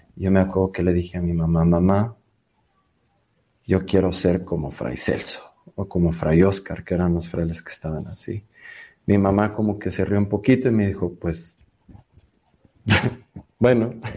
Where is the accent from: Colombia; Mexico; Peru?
Mexico; Mexico City; nací en Ciudad de México en el 85